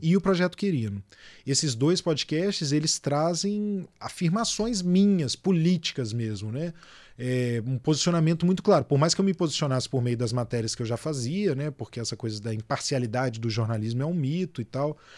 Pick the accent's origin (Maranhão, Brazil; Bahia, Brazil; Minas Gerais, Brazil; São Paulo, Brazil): Minas Gerais, Brazil; Belo Horizonte; moved away as an adult; now in Rio de Janeiro, Brazil; fui criado em BH, cresci em BH, me formei lá